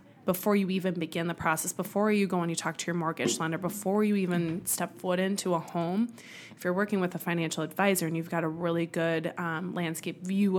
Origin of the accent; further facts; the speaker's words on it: Wisconsin, United States; moved away; Growing up in Wisconsin, you know, kind of a cheesehead.